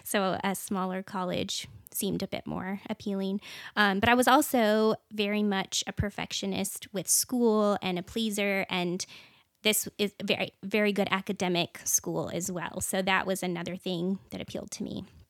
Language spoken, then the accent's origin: English; Washington, United States; moved away as an adult; now in Texas, United States; I was actually born and raised in a really small town. So even though I'm from Washington State